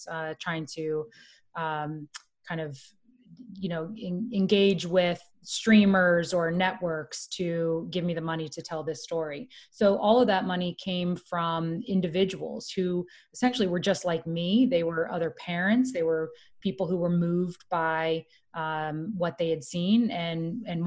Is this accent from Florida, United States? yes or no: yes; Florida, United States; now in New York City, United States; I'm from Florida.